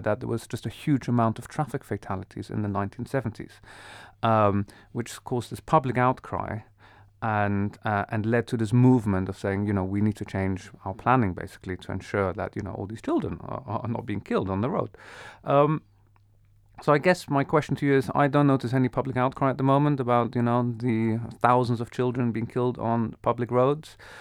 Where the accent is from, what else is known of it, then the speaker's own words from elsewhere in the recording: Netherlands; moved away as an adult; I grew up in the Netherlands. I was there for many years of my life.